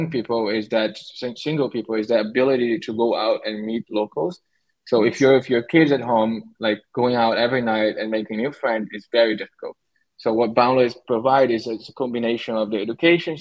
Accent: Brazil; moved away as an adult; now in Syros, Greece; I was born in Brazil

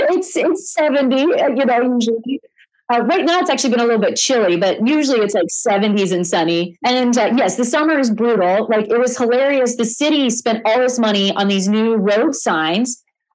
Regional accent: Missouri, United States; moved away as an adult; now in Arizona, United States; I'm actually from the Midwest. I'm from Missouri. Yeah, so I grew up on a farm

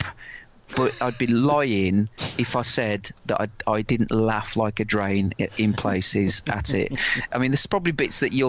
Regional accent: Wolverhampton, West Midlands, United Kingdom; I come from Wolverhampton, and Wolverhampton was voted once the fifth worst city in the world.

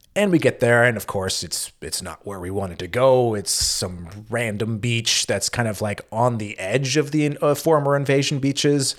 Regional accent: United States; as an American

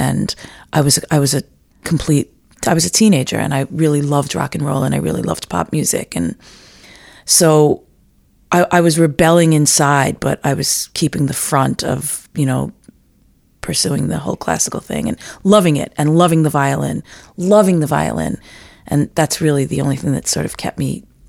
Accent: New York City, New York, United States; I grew up in Rockaway Beach, New York

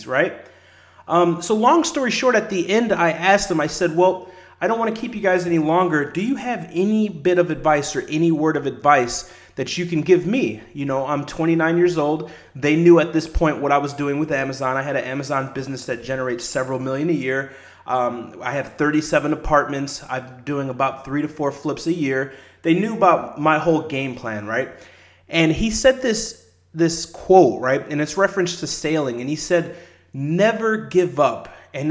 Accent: La Porte, Indiana, United States; the small city where I grew up at in LaPorte in Indiana, about an hour outside of Chicago

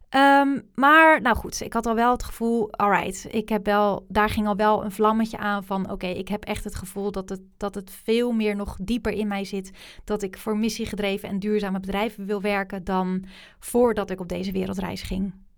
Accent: Rotterdam, South Holland, Netherlands; Rotterdam, waar ik vandaan kom

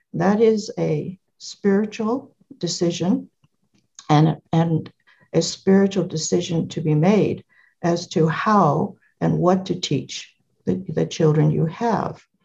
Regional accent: California, United States; I was born in California

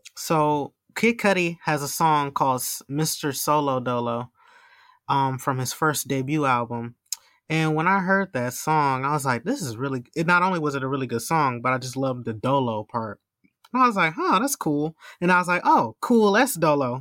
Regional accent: Milwaukee, Wisconsin, United States; my hometown here in Milwaukee

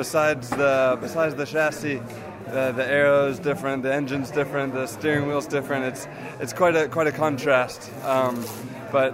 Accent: United States; an American who races full time in a different championship

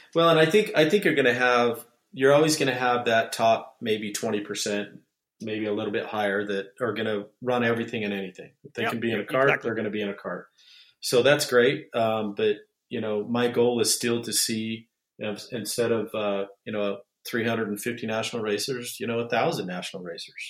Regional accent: Utah, United States; my hometown, Utah

